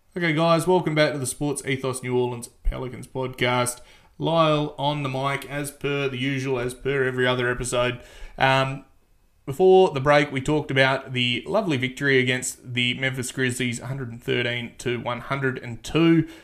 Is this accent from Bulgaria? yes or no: no; Australia; I'm an Australian